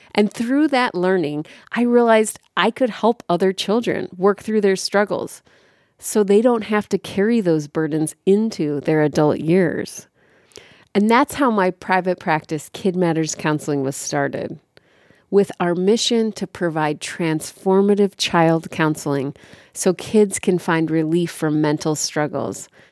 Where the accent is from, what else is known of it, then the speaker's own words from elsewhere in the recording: Chicago, Illinois, United States; I was born and raised in Chicago